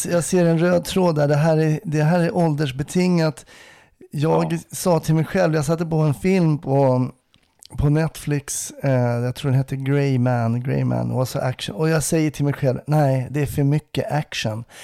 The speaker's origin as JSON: {"language": "Swedish", "town": "Stockholm", "region": "Stockholm County", "country": "Sweden", "said": "Det som stockholmare"}